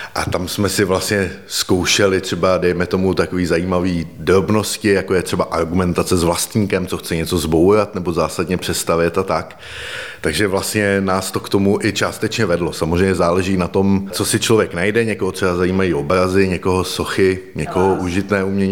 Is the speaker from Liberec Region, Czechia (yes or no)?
yes; Liberec, Liberec Region, Czechia; jsem vlastně z Liberce